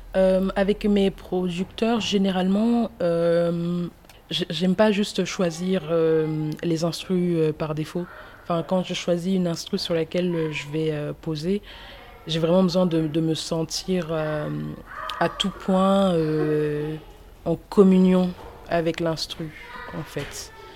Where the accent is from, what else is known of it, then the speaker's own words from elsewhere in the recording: Toulouse, Occitania, France; also born or lived in Cameroon; en tant que Toulousaine